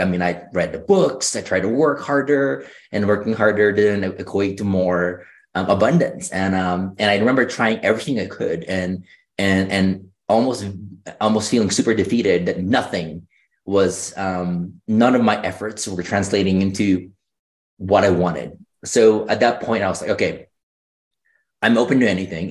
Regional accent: Philippines; moved away; I grew up in the Philippines

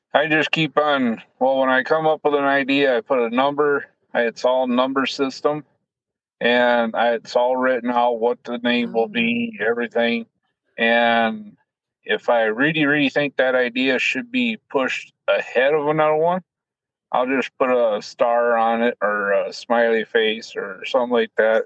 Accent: Colton, South Dakota, United States; I grew up in Colton, South Dakota, farm with my mom and dad

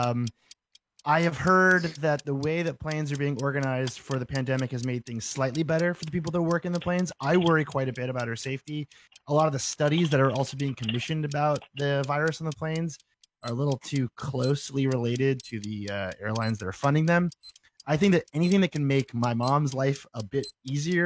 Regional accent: New England, United States; I'm from New England

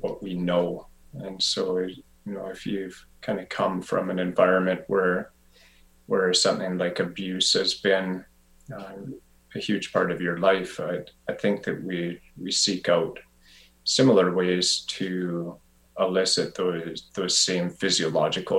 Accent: Revelstoke, British Columbia, Canada; moved away as an adult; also born or lived in Vancouver; I eventually moved back to my hometown of Revelstoke

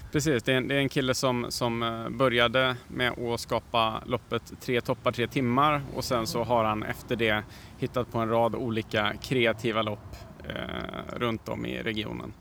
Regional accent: Värmland, Sweden; jag kommer från Värmland

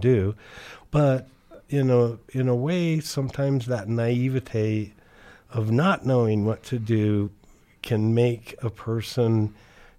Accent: Brigham City, Utah, United States; I was born up in Brigham City, Utah, and my father worked for Thiokol Corporation up there. And so the school that I went to had a intensive trades-oriented high school

